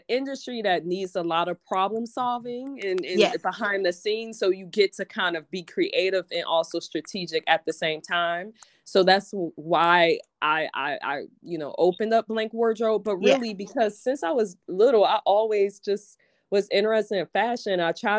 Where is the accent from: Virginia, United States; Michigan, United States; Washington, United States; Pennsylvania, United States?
Michigan, United States; Detroit; I'm from Detroit, like city proper.